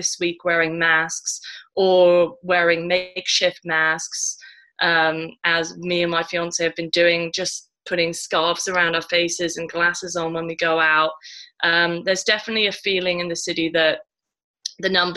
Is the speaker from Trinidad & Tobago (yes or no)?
no; United Kingdom; moved away as an adult; now in New York, United States; as a Brit